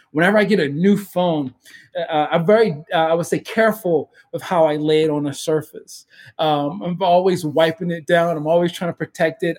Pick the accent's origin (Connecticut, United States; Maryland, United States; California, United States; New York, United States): Maryland, United States; Baltimore; moved away; Growing up in Baltimore, in the city of Baltimore, and the situation I grew up